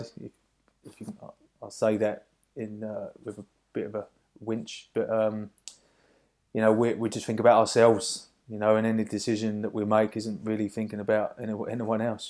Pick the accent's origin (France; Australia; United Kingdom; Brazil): United Kingdom; Hoddesdon, East of England; my hometown of, uh, Hoddesdon over in Hertfordshire